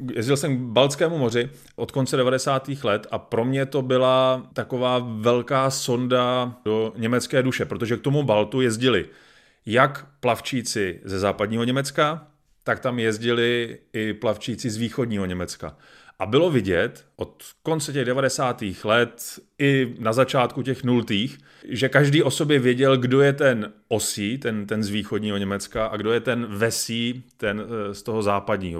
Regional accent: Czechia; my, jako Češi nebo česká společnost

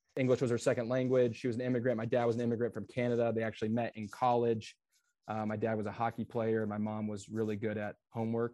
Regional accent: Des Moines, Iowa, United States; I grew up in Des Moines, Iowa, so very blue collar, Midwest.

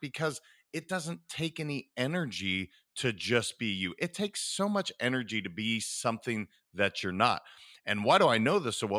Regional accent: Montana, United States; I was raised in Montana

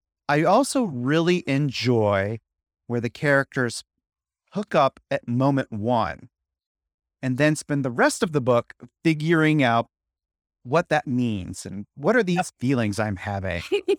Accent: California, United States; also born or lived in New York; I'm from California, yeah.

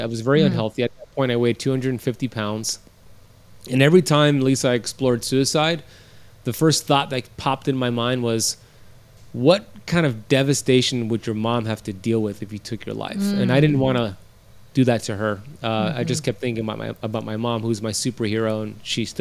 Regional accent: United States; my parents were born in Iran. I was born here in America

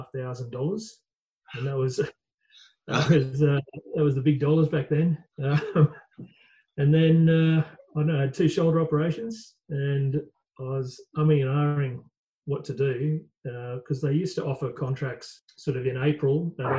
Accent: Queensland, Australia; moved away; also born or lived in Brisbane; I grew up in Queensland, lived out in the country for a little bit, and then moved into Brisbane and played at Queensland Uni.

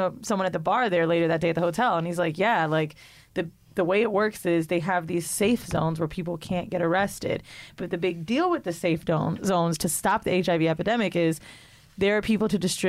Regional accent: San Francisco, California, United States; now in New York, United States; So I was born in San Fran and went to go just like kind of revisit, see family and like different places like where I grew up.

